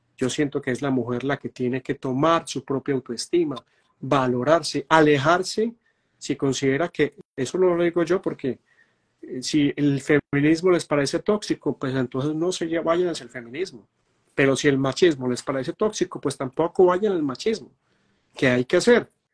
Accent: Medellín, Antioquia, Colombia; en Medellín, Antioquia, que es donde yo nací

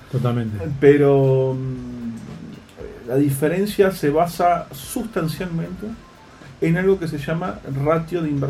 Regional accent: Tandil, Buenos Aires Province, Argentina; yo soy de Tandil, ¿no?

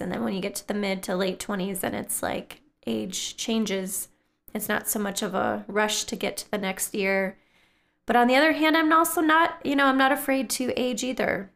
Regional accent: northern Wisconsin, United States; now in Twin Cities, Minnesota, United States; my hometown in northern Wisconsin

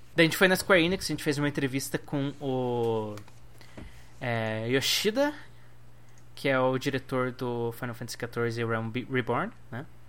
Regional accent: Brazil; sou do Brasil

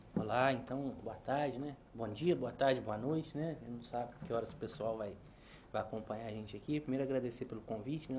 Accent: Brazil; na minha juventude eu era um jovem brasileiro do interior

